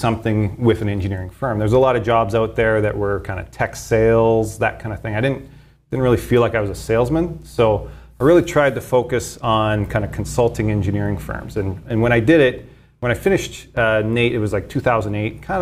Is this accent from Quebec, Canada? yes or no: no; Sherwood Park, Alberta, Canada; also born or lived in Edmonton; I was born here in Edmonton. Lived in Edmonton for the first 4 or 5 years. Then I moved to Sher Park, kind of the outskirts of Edmonton there